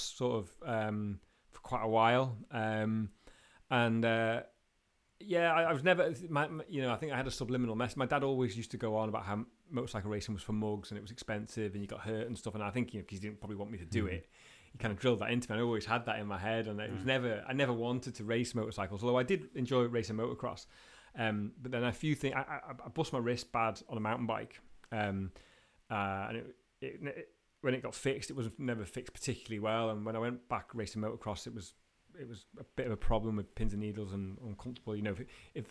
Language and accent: English; Sulby, Isle of Man; I grew up in Sulby, and my mum and dad's house when I grew up was on Sulby Strait